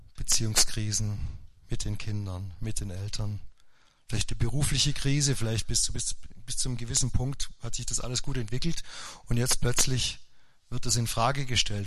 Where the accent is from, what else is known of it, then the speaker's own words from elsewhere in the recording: Upper Swabia, Baden-Württemberg, Germany; now in Forchtenberg, Germany; Also alle konnten Skifahren in Oberschwaben, nur ich äh, der Lehrersohn